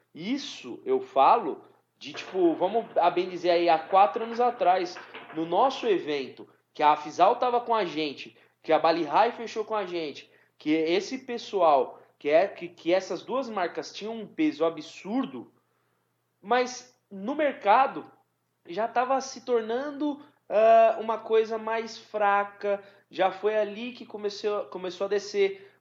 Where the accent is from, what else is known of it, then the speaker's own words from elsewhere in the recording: São Paulo, Brazil; a gente é de São Paulo